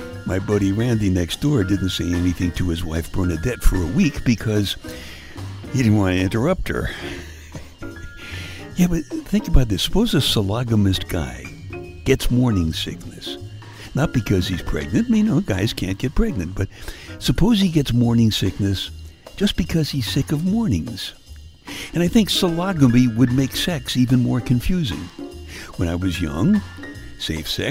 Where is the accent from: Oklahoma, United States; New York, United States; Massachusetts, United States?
New York, United States; New York City; I was born and brought up in Brooklyn